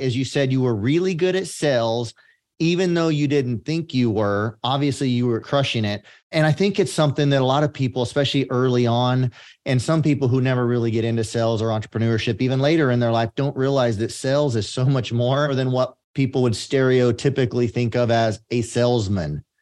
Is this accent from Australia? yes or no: no; San Joaquin Valley, California, United States; I grew up in the San Joaquin Valley of California